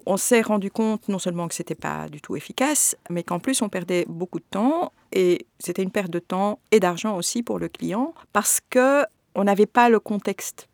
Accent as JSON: {"language": "French", "country": "Belgium", "tie": "born or raised there", "said": "je suis belge d'origine marocaine souvent on me dit j'ai toujours vécu en Belgique je suis née ici"}